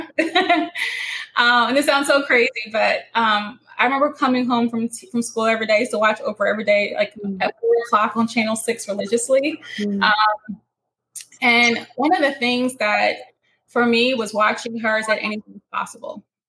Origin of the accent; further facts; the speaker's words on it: Northeast, United States; I'm from the Northeast and I can speak really quickly.